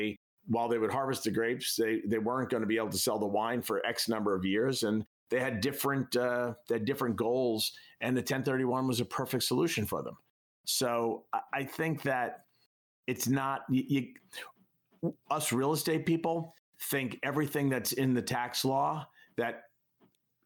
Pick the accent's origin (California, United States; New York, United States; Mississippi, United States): New York, United States; I'm a kid from New York